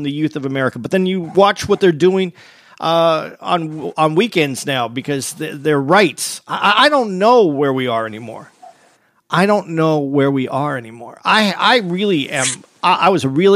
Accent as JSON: {"language": "English", "region": "Arizona", "country": "United States", "tie": "born or raised there", "said": "I grew up in Arizona"}